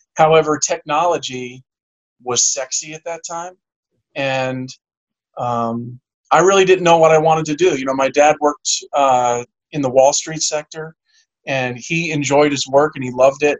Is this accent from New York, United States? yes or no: yes; Garden City, New York, United States; also born or lived in Suffolk County, New York / Cooperstown, New York; we grew up in in Garden City